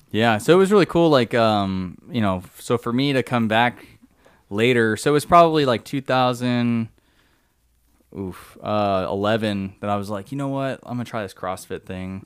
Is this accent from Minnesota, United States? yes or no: no; San Diego, California, United States; moved away as an adult; also born or lived in Livermore, California / the US South; born in, uh, Livermore, which is up by San Francisco, but I grew up in San Diego